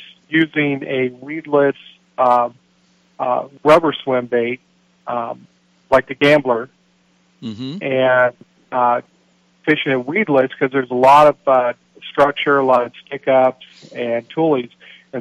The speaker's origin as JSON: {"language": "English", "region": "California", "country": "United States", "said": "I come from California, and you know, it's a little bit different out there"}